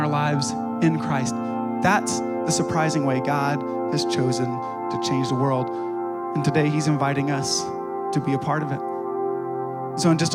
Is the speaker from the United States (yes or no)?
yes; Ohio, United States; moved away; I grew up in Ohio